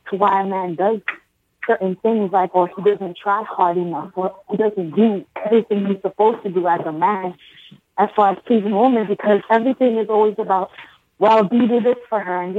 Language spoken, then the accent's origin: English; Brooklyn, New York, United States; oh, yeah. Brooklyn.